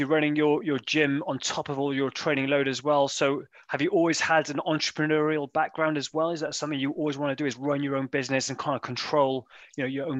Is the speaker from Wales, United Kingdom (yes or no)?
yes; Wales, United Kingdom; I'm from Wales